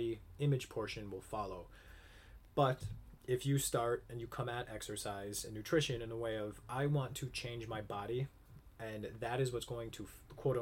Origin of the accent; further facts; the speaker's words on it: Upper Peninsula of Michigan, United States; I was born and raised in the Upper Peninsula of Michigan